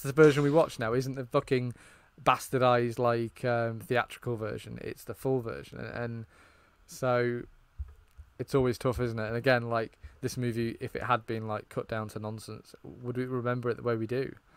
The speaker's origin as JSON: {"language": "English", "country": "United Kingdom", "said": "I, as a British person"}